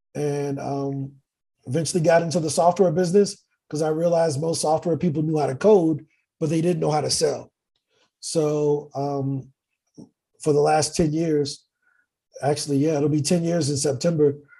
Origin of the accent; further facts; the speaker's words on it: East St. Louis, Illinois, United States; moved away as an adult; also born or lived in Virginia Beach; now in Medellin, Colombia; born and raised in East St. Louis